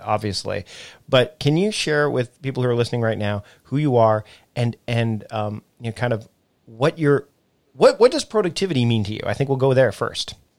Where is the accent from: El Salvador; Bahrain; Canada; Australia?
Canada; someone who is also from my home and native land